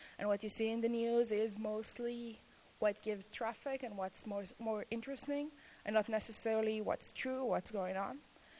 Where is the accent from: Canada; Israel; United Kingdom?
Israel; accent: Israeli; English is a second language; moved away as an adult; now in Akron-Canton, United States; I have an Israeli accent